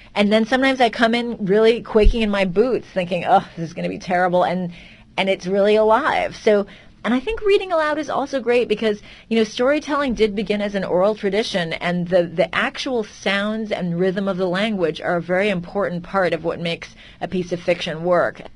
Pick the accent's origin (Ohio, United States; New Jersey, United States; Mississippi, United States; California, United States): California, United States; I was from Calif- well, from California, so very far from Europe